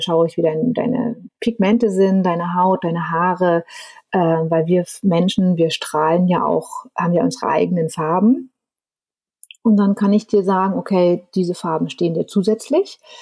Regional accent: Germany; bei uns in Deutschland

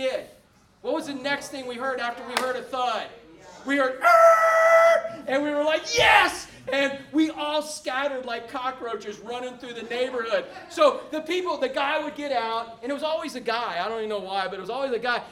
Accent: Orlando, Florida, United States; when I was a little boy growing up in Orlando

